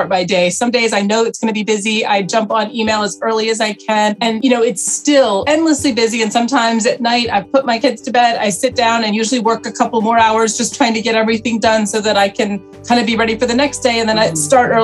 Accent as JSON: {"language": "English", "town": "Charlotte", "region": "North Carolina", "country": "United States", "tie": "born or raised there", "also_born_or_lived": "Atlanta, Georgia", "moved": "as an adult", "lives_now": "New York, United States", "said": "I grew up in Charlotte, North Carolina. I was born in Atlanta, was from the South"}